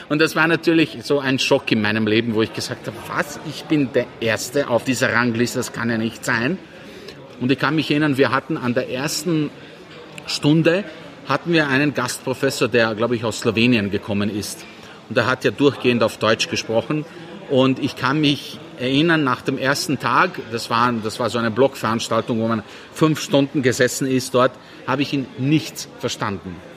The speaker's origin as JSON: {"language": "German", "town": "Sarajevo", "country": "Bosnia & Herzegovina", "tie": "born there", "said": "Ich bin in Sarajevo geboren"}